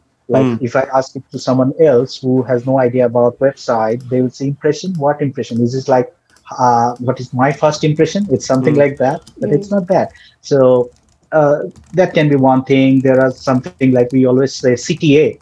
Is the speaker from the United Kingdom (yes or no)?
no; Bangladesh; first language Bengali; English is a second language; most of us Bangladeshis, we like used to talk in Bengali. English is our second language